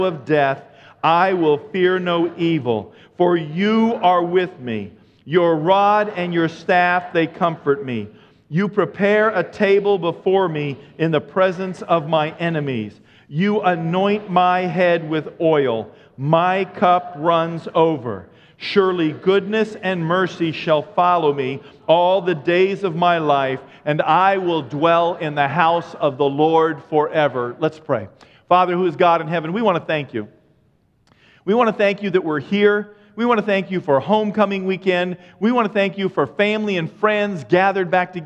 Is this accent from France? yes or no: no; New England, United States; I'm from New England